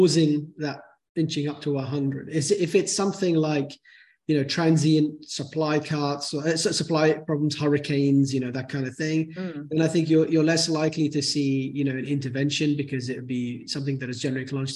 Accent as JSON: {"language": "English", "country": "Bahrain", "said": "I'm from Bahrain"}